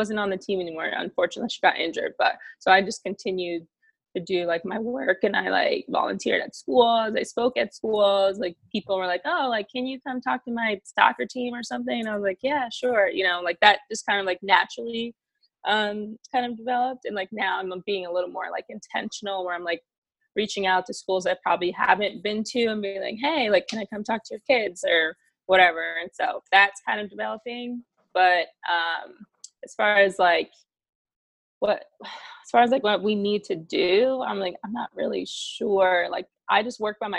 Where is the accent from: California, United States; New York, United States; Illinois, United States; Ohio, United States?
Illinois, United States; Chicago; my hometown